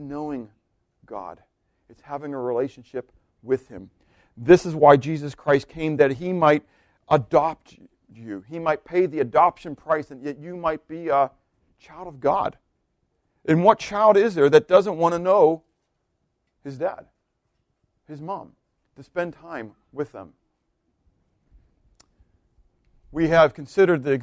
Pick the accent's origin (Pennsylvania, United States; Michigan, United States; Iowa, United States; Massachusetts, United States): Pennsylvania, United States; Pittsburgh; moved away; I'm from Pittsburgh